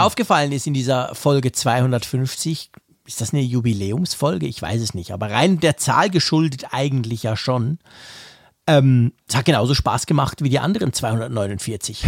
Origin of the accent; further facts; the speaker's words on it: Switzerland; hier bei uns in der Schweiz